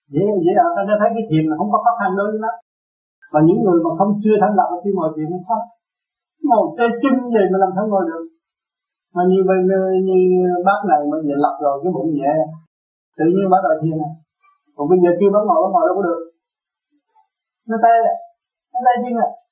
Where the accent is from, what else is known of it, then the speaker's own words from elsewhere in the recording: Vietnam; mình người Việt Nam